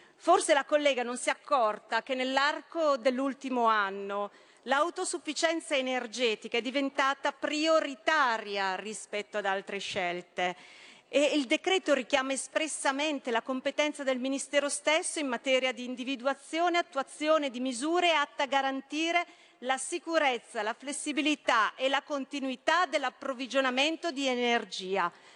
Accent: Brescia, Lombardy, Italy; sono bresciana

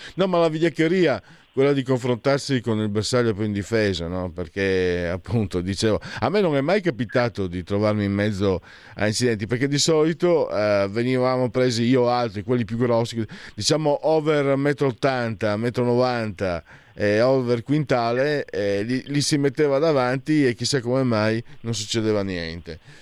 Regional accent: Friuli-Venezia Giulia, Italy; da dove vengo io vale di più San Marco o la festa del vino, c'è la sagra del vino di Casascia che è la festa del vino, praticamente la festa regionale in Friuli

